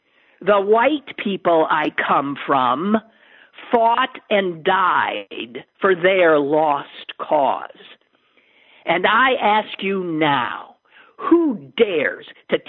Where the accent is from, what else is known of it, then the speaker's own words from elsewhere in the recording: the South, United States; I don't just come from the South. I come from Confederates. I've got rebel gray blue blood coursing my veins.